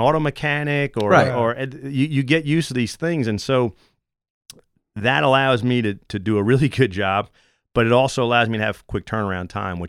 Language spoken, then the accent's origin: English; New York, United States; Long Island, where I grew up in New England. But I've been converted down here to a Saints fan.